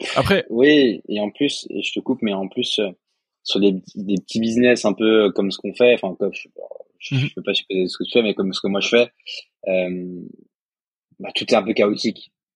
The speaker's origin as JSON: {"language": "French", "area": "Alsace", "region": "Grand Est", "country": "France", "said": "moi, je suis alsacien"}